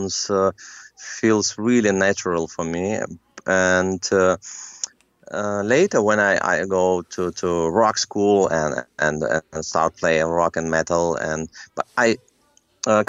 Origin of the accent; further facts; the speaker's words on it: Minsk, Belarus; English is a second language; moved away; also born or lived in Germany; in my hometown in Belarus, in Minsk